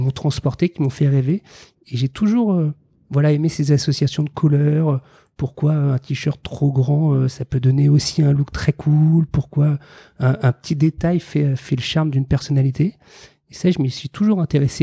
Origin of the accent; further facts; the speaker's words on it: Paris suburbs, Île-de-France, France; J'ai grandi en banlieue parisienne